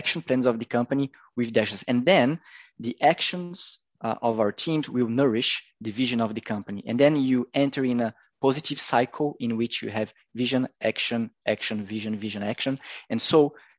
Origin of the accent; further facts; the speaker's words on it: Curitiba, Paraná, Brazil; Curitiba, my hometown